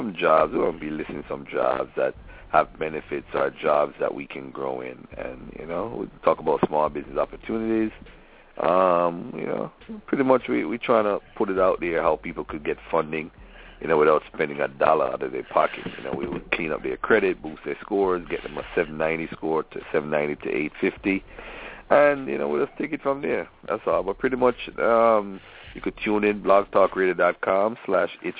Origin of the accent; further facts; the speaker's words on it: Jamaica; I'm Jamaican